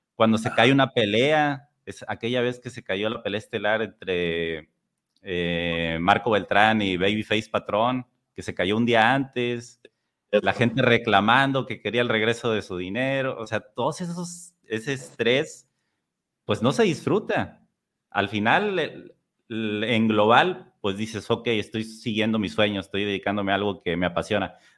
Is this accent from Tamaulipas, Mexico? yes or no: yes; Tampico, Tamaulipas, Mexico; also born or lived in San Luis Potosí; Yo soy de Tampico, que actualmente vivo aquí pero a los 19 años me fui a San Luis